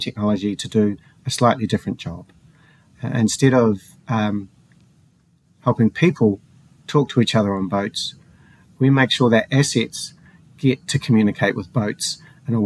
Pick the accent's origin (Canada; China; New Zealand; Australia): New Zealand; also born or lived in Colorado, United States; I'm a New Zealander, so I live quite a far away in the bottom of the Southern Ocean